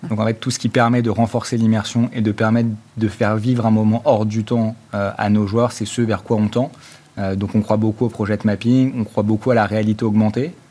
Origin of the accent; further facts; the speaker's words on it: Normandy, France; En fait, initialement, on est originaire de Normandie.